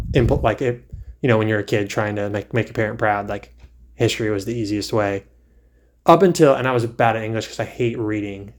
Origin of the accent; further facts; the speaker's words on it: Virginia, United States; now in North Carolina, United States; I grew up in Virginia for the most part